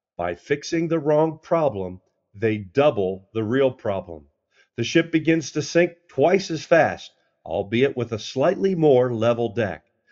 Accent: United States; I've enjoyed growing up in America

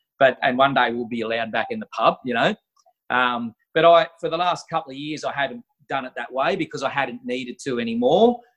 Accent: Australia; I'm just an Aussie fella

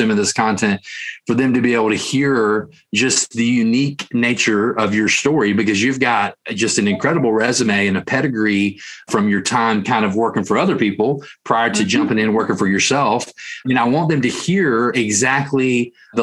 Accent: Central Tennessee, United States; accent: Tennessee; I'm here in Central Tennessee, if you can't tell by my accent

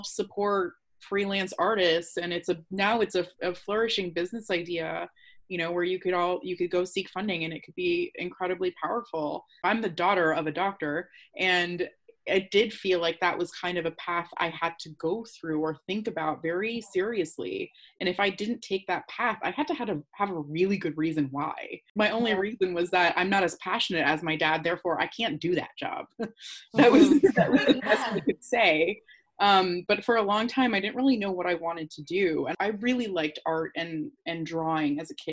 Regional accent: India; As an Indian woman

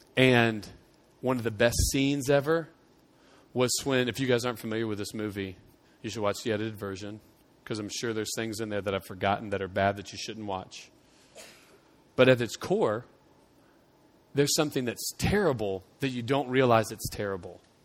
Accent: United States; it was ingrained in me to tie our, my Christianity to the fact that I was American

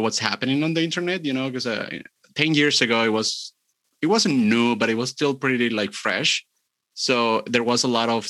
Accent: Chile; I'm from Chile

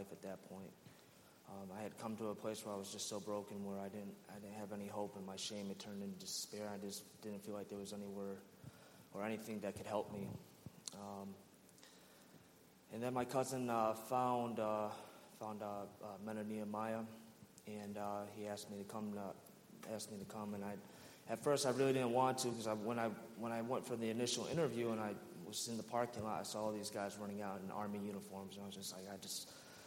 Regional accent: Rochester, New York, United States; I'm originally from Rochester, New York.

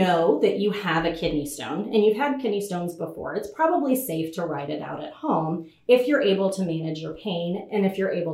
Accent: Little Rock, Arkansas, United States; so I actually grew up in Arkansas. I grew up in Little Rock, and I spent the majority of my life here.

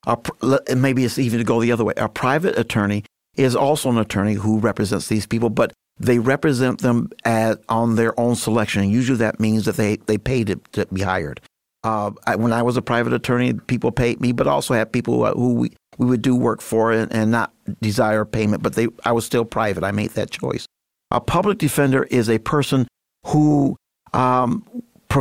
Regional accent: Grand Rapids, Michigan, United States; moved away as an adult; now in Muskegon, United States; I was born and raised in Grand Rapids, grew up on the southeast side.

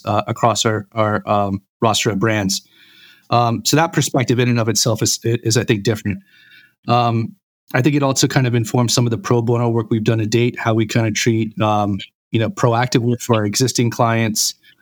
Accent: Jacksonville, Florida, United States; I was raised in Jacksonville, Florida.

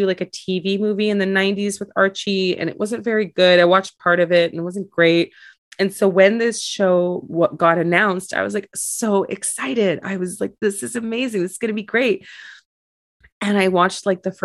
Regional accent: Montreal, Quebec, Canada; I grew up in Montreal

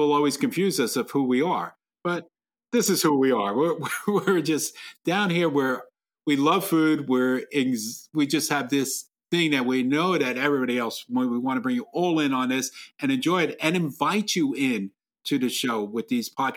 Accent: New York, United States; now in Australia; I was born in the South Bronx

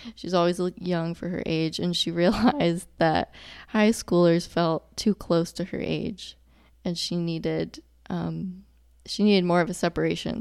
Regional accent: Charlotte, North Carolina, United States; also born or lived in Dallas, Texas / Chapel Hill, North Carolina; I really grew up in Charlotte. I went, started kindergarten in Charlotte

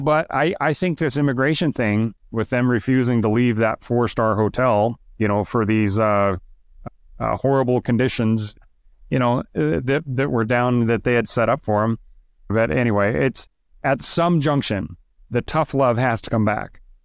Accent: Idaho, United States; moved away; also born or lived in Moscow, Idaho; I grew up in Idaho. I don't live in Idaho. I haven't lived in Idaho in, I don't know, forty years, but I'm still an Idaho boy

